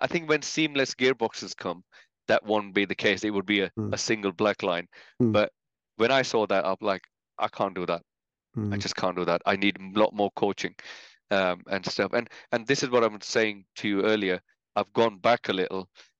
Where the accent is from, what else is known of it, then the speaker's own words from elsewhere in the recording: India; You know, I think certain Indian people can make out from my accent, but certain English people or British people or Scottish people probably can't. But I was born in India